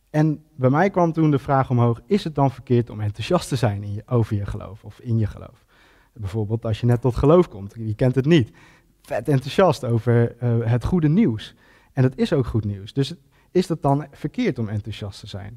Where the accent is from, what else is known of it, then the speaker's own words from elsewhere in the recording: Ede, Gelderland, Netherlands; En ik ben geboren en getogen Edenaar.